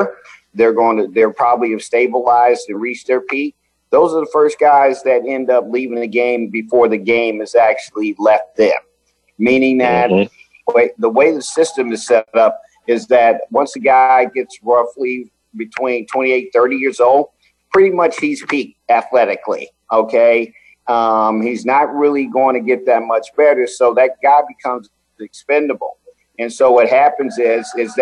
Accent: New York, United States; I'm from New York

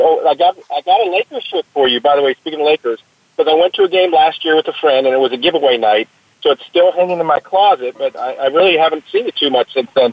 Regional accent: Cypress, California, United States; Cypress was the city I was born in, and that's the, the, the city where Los Alamitos Racecourse is located

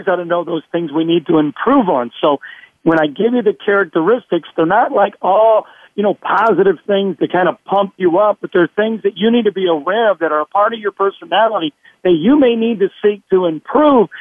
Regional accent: Chicago, Illinois, United States; I was born in Illinois. I was born in Chicago myself

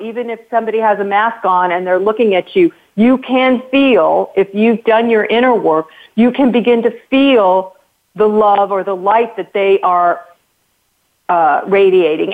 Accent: United States; me as an American

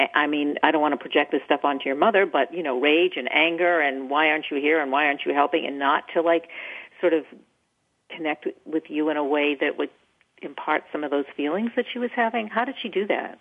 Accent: Maine, United States; moved away; I'm from Maine originally

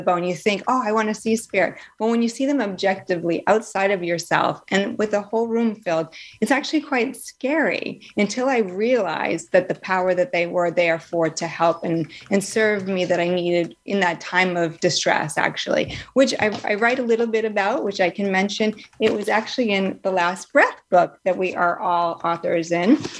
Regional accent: Northeast, United States; moved away; also born or lived in Florida; I grew up in the Northeast

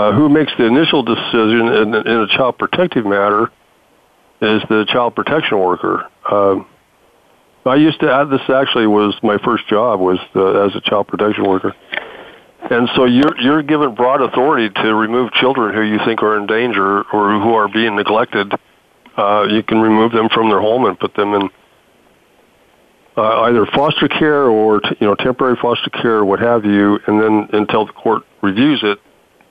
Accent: Idaho, United States; my home state of Idaho

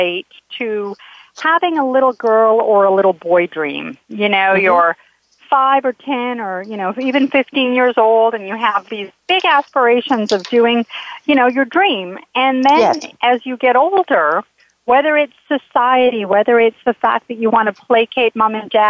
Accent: Calgary, Alberta, Canada; moved away; I was living up in Canada. I'm from Calgary, Alberta

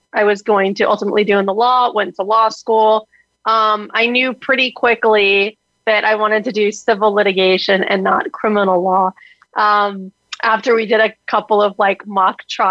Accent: South Florida, United States; I am a Florida girl that you hit on, born and raised in South Florida

